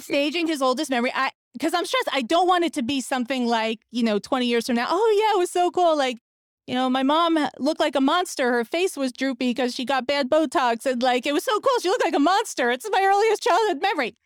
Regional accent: New Jersey, United States; I grew up in New Jersey

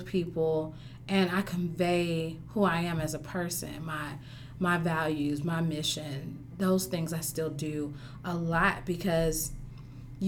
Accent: Atlanta, Georgia, United States; moved away as an adult; now in Memphis, United States; I'm born and raised Atlanta

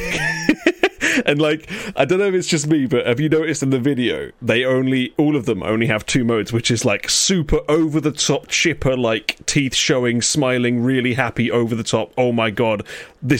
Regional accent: England, United Kingdom; I'm English

